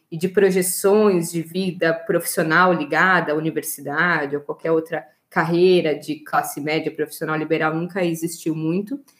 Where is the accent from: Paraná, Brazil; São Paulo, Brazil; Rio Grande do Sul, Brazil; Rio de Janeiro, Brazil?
Rio Grande do Sul, Brazil; Porto Alegre; nasci em Porto Alegre